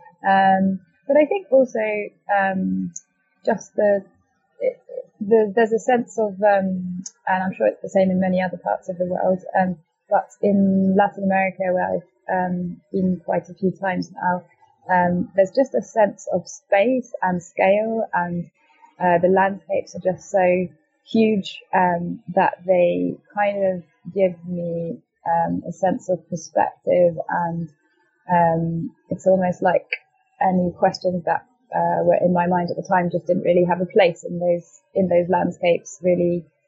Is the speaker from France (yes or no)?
yes; France; moved away as an adult; also born or lived in United Kingdom; I was brought up in France and went to a French international school, did the French baccalaureate before coming to university